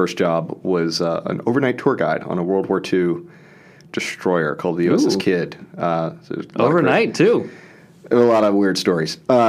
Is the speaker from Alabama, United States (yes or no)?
no; New Orleans, Louisiana, United States; I'm from New Orleans originally, and did my bachelor's and master's at University of New Orleans.